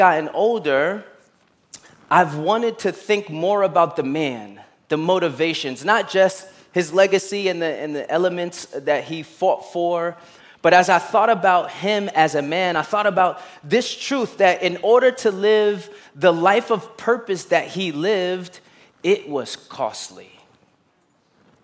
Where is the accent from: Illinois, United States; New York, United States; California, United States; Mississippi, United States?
New York, United States; New York City; I grew up in Brooklyn and I played basketball